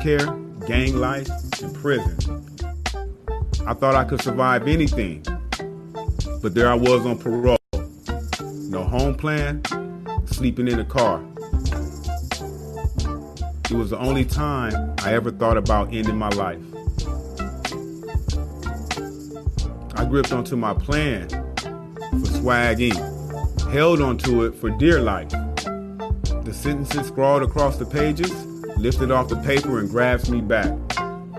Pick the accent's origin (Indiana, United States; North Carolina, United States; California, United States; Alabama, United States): California, United States; Los Angeles; also born or lived in Junction City, Kansas; growing up in Los Angeles and, you know, as I said, exiting foster care and growing up on the streets